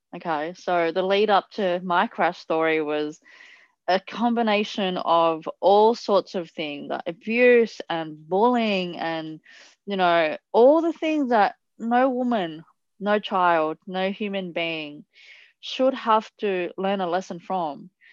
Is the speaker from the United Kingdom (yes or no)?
no; Italy; moved away; I grew up in Italy